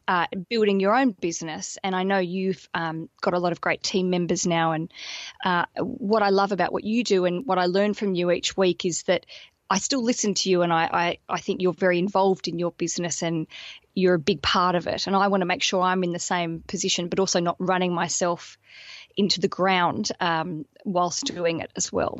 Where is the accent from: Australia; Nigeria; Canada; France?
Australia; moved away as an adult; now in London, United Kingdom